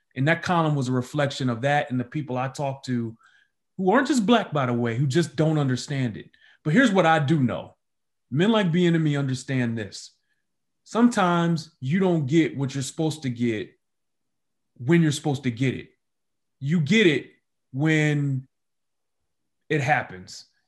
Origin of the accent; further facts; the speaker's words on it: Detroit, Michigan, United States; moved away as an adult; now in Kansas City, United States; I grew up in Detroit